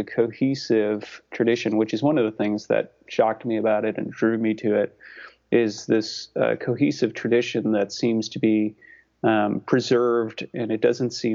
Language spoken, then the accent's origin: English; Chicago, Illinois, United States; moved away as an adult; now in Kentucky, United States; I'm from the Chicago area.